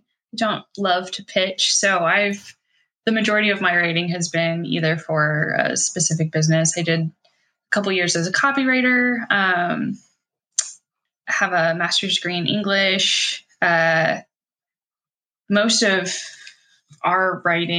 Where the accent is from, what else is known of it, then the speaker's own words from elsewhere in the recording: Kirkland, Washington, United States; now in Bellingham, United States; I grew up in Kirkland, so very close to Kenmore